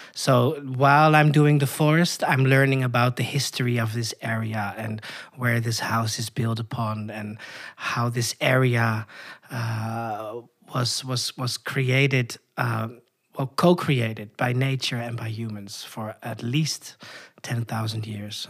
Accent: Koedijk, North Holland, Netherlands; moved away as an adult; now in Chile; I was born in the northern part of the Netherlands, uh, in a very rural area in a small village called Koedijk

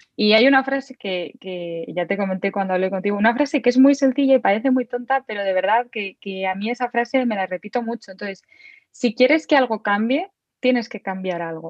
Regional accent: Madrid, Community of Madrid, Spain; Soy de Madrid

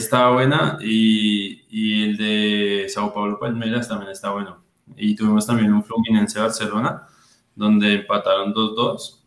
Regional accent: Colombia; como el colombiano los organizamos

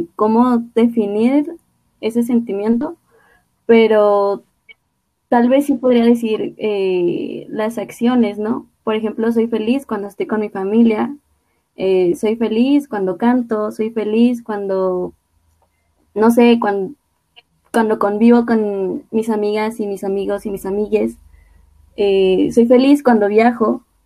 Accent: Xalapa, Veracruz, Mexico; soy de Jalapa, de Veracruz

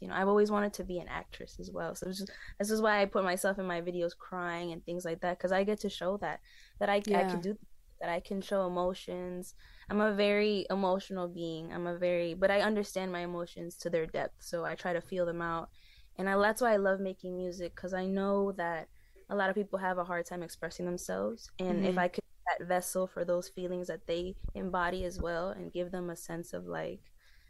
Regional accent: New York City, New York, United States; I'm from Corona, Queens, New York.

